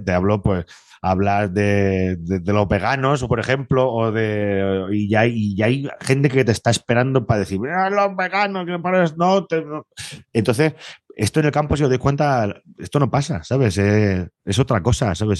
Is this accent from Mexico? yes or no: no; Castilla-La Mancha, Spain; la suerte que tenemos los de Castilla-La Mancha